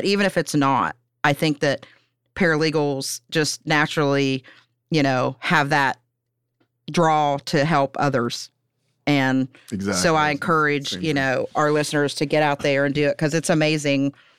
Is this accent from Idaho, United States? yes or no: no; Pennsylvania, United States; Like, I'm from Pennsylvania originally.